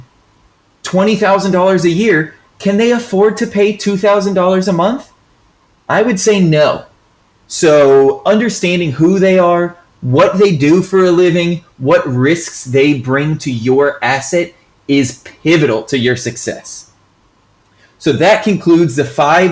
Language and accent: English; Florida, United States; I'm from Florida